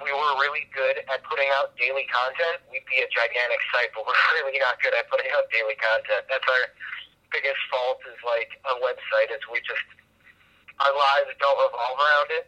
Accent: Chicago, Illinois, United States; I'm originally from Chicago

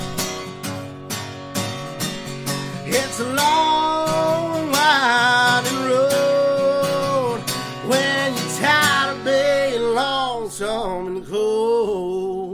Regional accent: Belfry, Kentucky, United States; also born or lived in Martin County, Kentucky / Blackberry, Kentucky; I'm from Martin County, Kentucky, originally from Belfry, Kentucky

